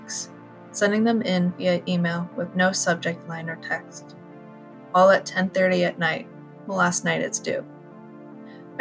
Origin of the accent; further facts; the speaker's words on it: Kansas City, Missouri, United States; I'm from Kansas City, Missouri, and I teach high school geometry